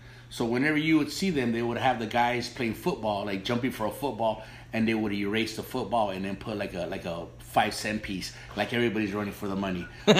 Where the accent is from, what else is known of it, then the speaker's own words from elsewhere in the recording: Los Angeles, California, United States; I'm old school. I grew up in East LA, and when I was growing up in East LA, there was a lot of small, what they call cantinas.